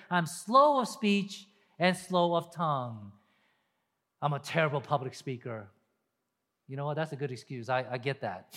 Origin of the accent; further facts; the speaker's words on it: Deep South, United States; Me growing up in the deep South, deep South.